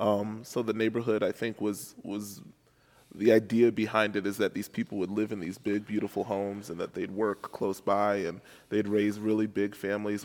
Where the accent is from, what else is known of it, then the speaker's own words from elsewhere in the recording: New York City, New York, United States; moved away as an adult; also born or lived in Chicago; now in St. Louis, United States; I'm originally from New York City, um, and I was born and raised there